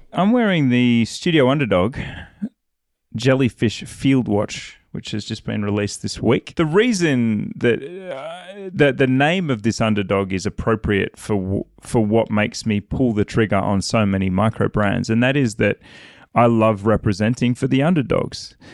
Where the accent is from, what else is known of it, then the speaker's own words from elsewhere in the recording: Australia; I'm an Aussie